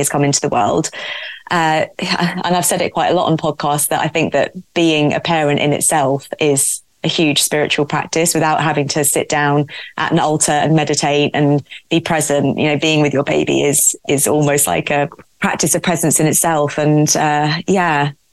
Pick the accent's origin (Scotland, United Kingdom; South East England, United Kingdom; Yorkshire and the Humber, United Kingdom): South East England, United Kingdom; Surrey; moved away as an adult; also born or lived in London; back to my roots where I'm from in Surrey, and my mum and dad are 20 minutes down the road